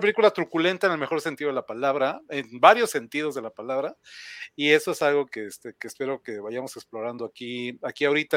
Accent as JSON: {"language": "Spanish", "country": "Mexico", "said": "en México, en mi país"}